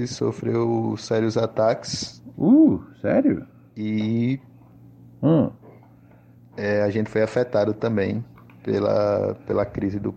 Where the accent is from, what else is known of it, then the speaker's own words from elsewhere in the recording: Natal, Rio Grande do Norte, Brazil; eu sou daqui de Natal